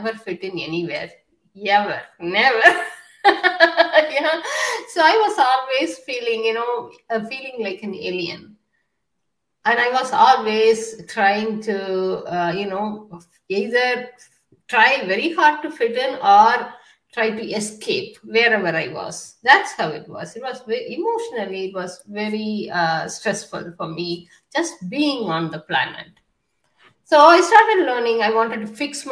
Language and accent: English; India; also born or lived in United Kingdom; now in United States; I was born in India in a patriarchal society